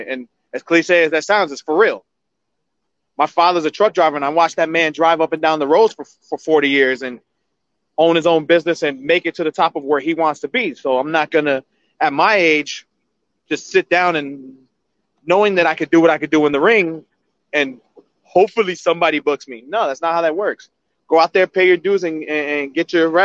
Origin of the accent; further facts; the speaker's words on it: New Jersey, United States; From Jersey